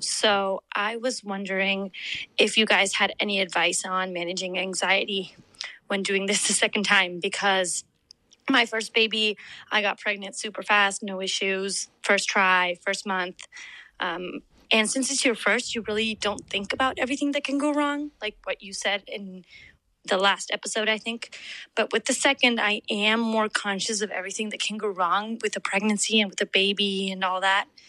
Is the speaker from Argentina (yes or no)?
yes; Argentina; now in Charlotte, United States; I'm from Argentina.